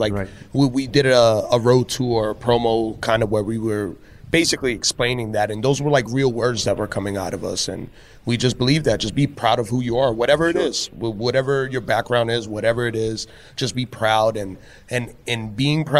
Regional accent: New York, United States; growing up in New York.

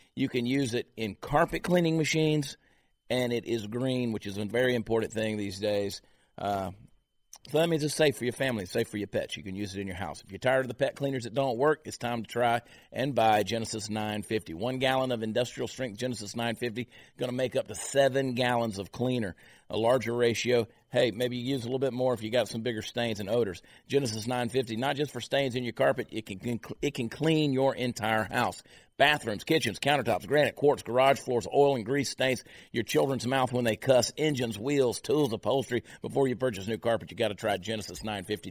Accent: New Jersey, United States; I was born in New Jersey

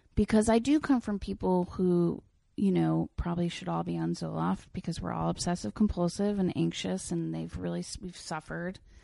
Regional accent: Lloyd Neck, New York, United States; also born or lived in Brooklyn; I grew up on the North Shore on the Long Island Sound

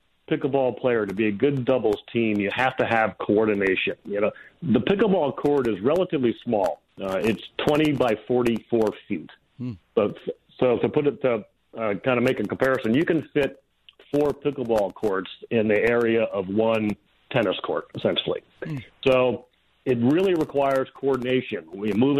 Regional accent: Connecticut, United States; moved away as an adult; also born or lived in Southern California; I grew up in Connecticut

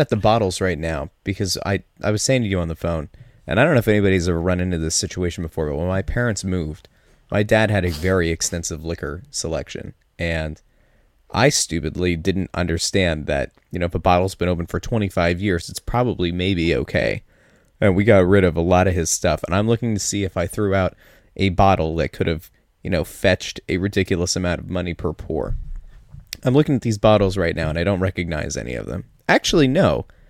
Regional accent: Pottsville, Pennsylvania, United States; I'm from Pottsville

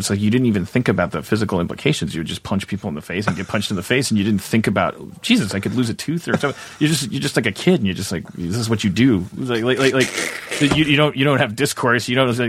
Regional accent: Milwaukee, Wisconsin, United States; born or raised there

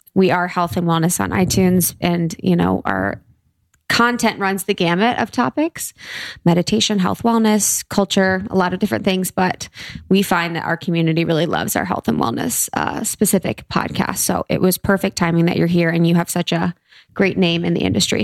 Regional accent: Mason, Ohio, United States; I'm from Ohio, so I'm from Cincinnati

